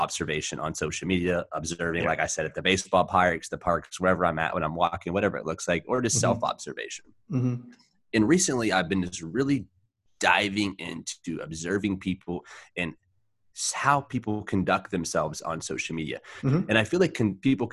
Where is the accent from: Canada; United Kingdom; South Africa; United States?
United States; West Virginia; where I grew up in West Virginia, there was only a few black guys in the entire town